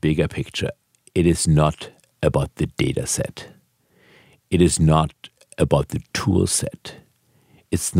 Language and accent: English; Germany; now in United States; I was born in Germany.